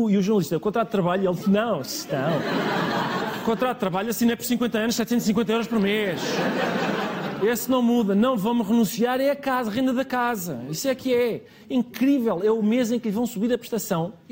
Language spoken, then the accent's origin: Portuguese; Lisbon, Portugal; born there; Aliás, eu disse, sou tanto de caminha como o antigo presidente de caminha, porque nascemos os dois em Lisboa.